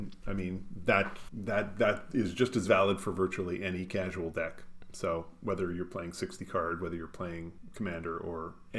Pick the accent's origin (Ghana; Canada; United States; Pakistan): Canada; also born or lived in Winnipeg; Being Canadian is just a straight upgrade.